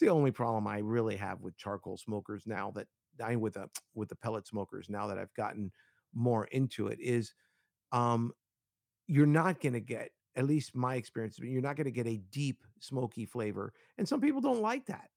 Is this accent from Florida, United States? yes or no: yes; Miami, Florida, United States; I grew up in Miami